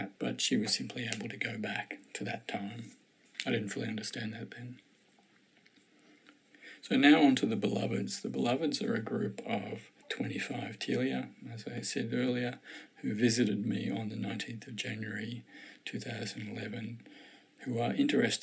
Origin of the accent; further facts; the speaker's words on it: Australia; now in Victoria, Australia; I'm an Australian, I live in Victoria, Melbourne is the capital of our city, of our state